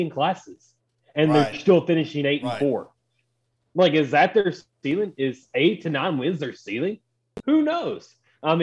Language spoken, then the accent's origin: English; El Dorado, Arkansas, United States; El Dorado, my hometown.